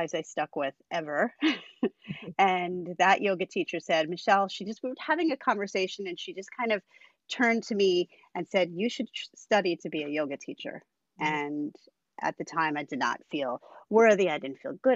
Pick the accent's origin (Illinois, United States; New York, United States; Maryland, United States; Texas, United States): New York, United States; Long Island; also born or lived in Brooklyn, New York; now in Catskills, United States; I'm from New York State. I am from Long Island originally, lived in Brooklyn for many, many years, and I am currently housed in the Catskills.